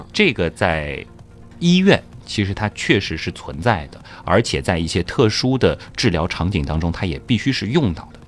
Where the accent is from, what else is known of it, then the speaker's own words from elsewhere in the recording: China; 我们中国人有句老话，是药三分毒